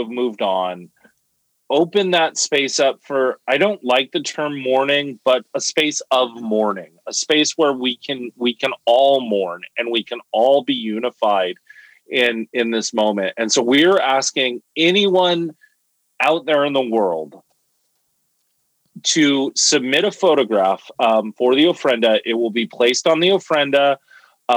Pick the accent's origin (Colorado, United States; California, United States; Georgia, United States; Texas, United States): California, United States; Los Angeles; moved away; also born or lived in Holyoke, Massachusetts; growing up in East LA County, like we lived in a really, really bad area